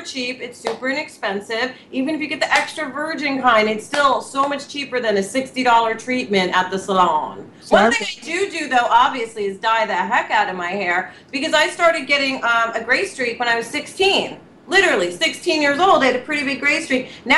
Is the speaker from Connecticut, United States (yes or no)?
no; New York, United States; moved away as an adult; now in California, United States; I'm a New Yorker